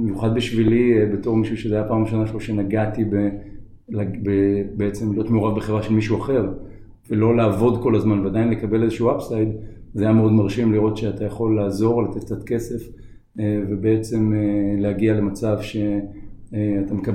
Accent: Tel Aviv, Tel Aviv District, Israel; נולדתי בתל אביב, גדלתי באזור בבלי.

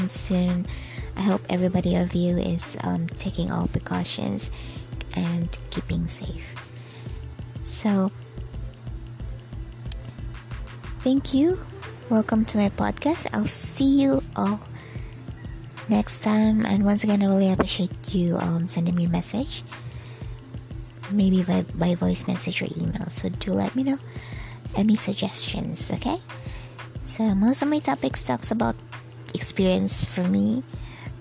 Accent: Bohol, Central Visayas, Philippines; now in Dumaguete City, Philippines; So I'm a Filipino. I'm born here in the Philippines, in Bohol, Philippines. But I'm working here in Dumaguete City.

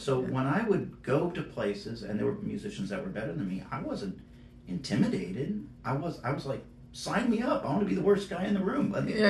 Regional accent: New York, United States; born there; I had been to LA, I'd been to New York, a little overwhelmed by both, even though I was born in New York.

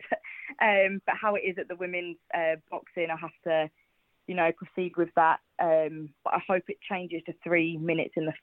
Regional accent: Watford, East of England, United Kingdom; I'm from Watford.

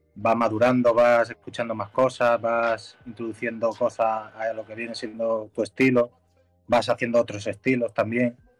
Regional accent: Mallorca, Balearic Islands, Spain; soy un chaval de Mallorca

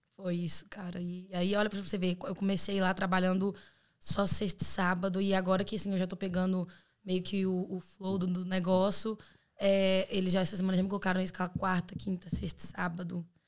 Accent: Belo Horizonte, Minas Gerais, Brazil; moved away as an adult; now in Ireland; sou de BH, Minas Gerais

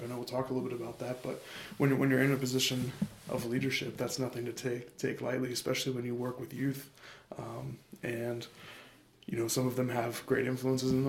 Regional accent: Ashville, Ohio, United States; I'm from Asheville, Ohio, so just about 30 minutes directly south of Columbus. I graduated from Taze Valley High School in 2019.

